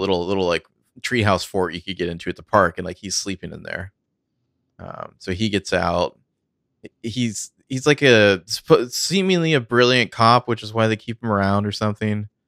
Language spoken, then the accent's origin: English; United States; I'm from America